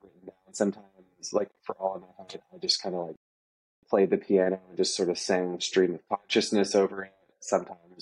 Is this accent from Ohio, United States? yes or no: yes; Steubenville, Ohio, United States; moved away as an adult; now in Nashville, United States; Yeah, I grew up in Ohio, as you said. My whole life there